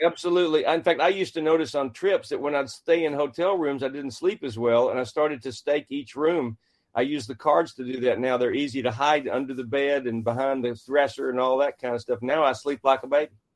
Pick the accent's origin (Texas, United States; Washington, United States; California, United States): Texas, United States; central; my dad was the mayor of my hometown, a small town of 2,000 in central Texas